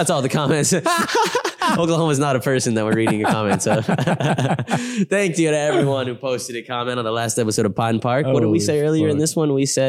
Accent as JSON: {"language": "English", "region": "England", "country": "United Kingdom", "said": "And I'm an English bloke."}